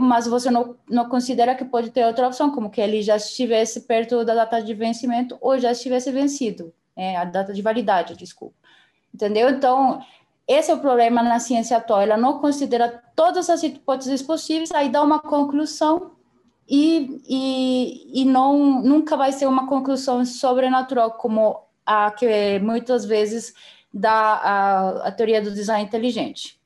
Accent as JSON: {"language": "Portuguese", "country": "Colombia", "also_born_or_lived": "Belo Horizonte, Brazil / São Paulo, Brazil", "second_language": "Portuguese", "moved": "as an adult", "lives_now": "Brazil", "said": "Eu sou colombiana. É, eu moro no Brasil faz sete anos e meio, quase oito"}